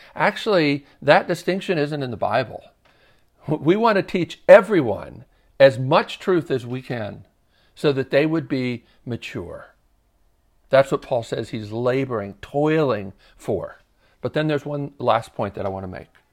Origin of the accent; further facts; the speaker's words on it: Baltimore, Maryland, United States; moved away as an adult; now in Nashville, United States; I did go one time in middle school, growing up in Baltimore.